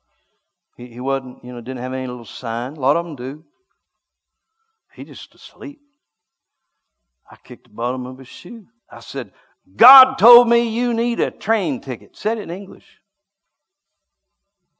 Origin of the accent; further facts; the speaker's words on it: United States; I'm from America